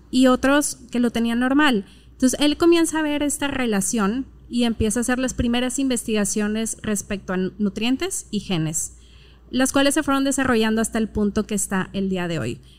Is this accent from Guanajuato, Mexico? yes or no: no; Monterrey, Nuevo León, Mexico; Mm, soy regia y hablo como regia.